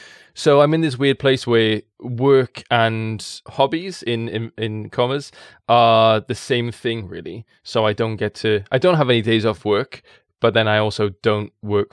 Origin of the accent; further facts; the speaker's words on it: Wales, United Kingdom; People in the valleys, I'm in Caerphilly, just north of it, and it's a language made of mumbles, and I love it. Born and bred in the valleys in a coal mining town.